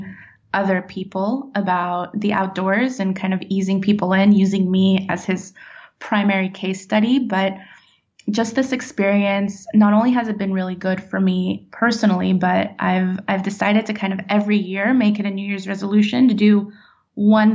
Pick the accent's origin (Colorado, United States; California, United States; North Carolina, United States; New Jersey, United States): California, United States; also born or lived in Nashville, Tennessee; now in Florida, United States; I grew up in California and lived in Nashville for a long time